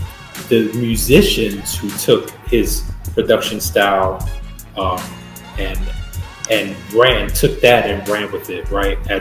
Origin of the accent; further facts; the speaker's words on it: New York, United States; growing up in New York, like especially being my teenagers in the 90s